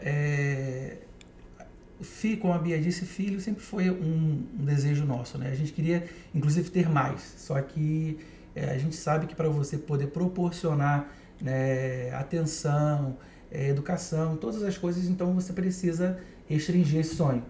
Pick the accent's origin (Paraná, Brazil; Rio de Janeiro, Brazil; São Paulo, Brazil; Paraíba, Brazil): Rio de Janeiro, Brazil; Itaboraí; moved away as an adult; also born or lived in Niterói / Barra da Tijuca, Rio de Janeiro; Eu sou do condado de Itaboraí